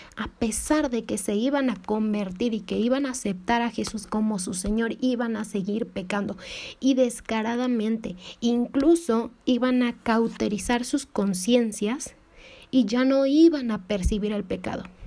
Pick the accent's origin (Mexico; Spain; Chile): Mexico; soy de México